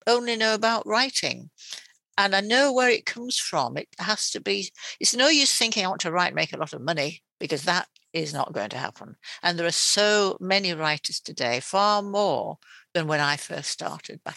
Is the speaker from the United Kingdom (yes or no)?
yes; Yorkshire and the Humber, United Kingdom; now in East Yorkshire, United Kingdom; I'm from West Yorkshire, and yet I came to East Yorkshire